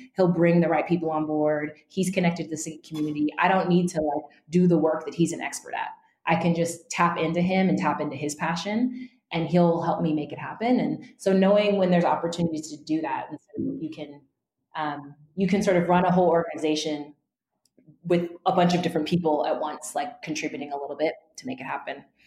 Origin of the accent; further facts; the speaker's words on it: Northern California, United States; I grew up in Northern California uh, among a pretty white community.